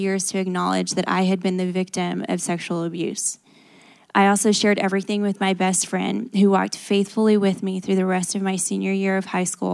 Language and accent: English; New Braunfels, Texas, United States; I grew up as the youngest of two in a Christian home in New Braunfels, Texas